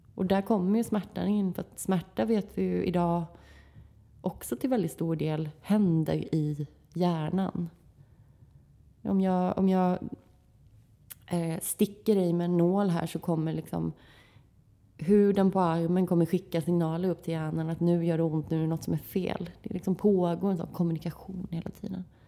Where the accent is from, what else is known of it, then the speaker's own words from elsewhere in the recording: Växjö, Kronoberg County, Sweden; i mina hemtrakter i, i Växjö